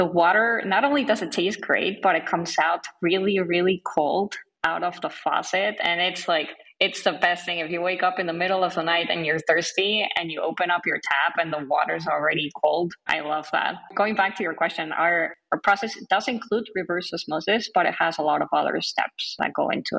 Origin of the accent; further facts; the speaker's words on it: Mexico City, Mexico; now in United States; I'm from Mexico City